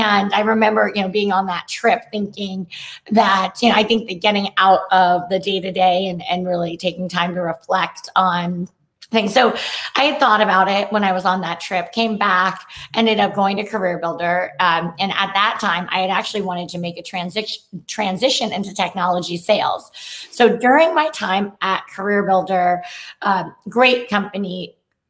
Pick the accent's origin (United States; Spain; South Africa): United States; San Francisco Bay Area, California; moved away; also born or lived in Chapel Hill, North Carolina; I am from the Bay Area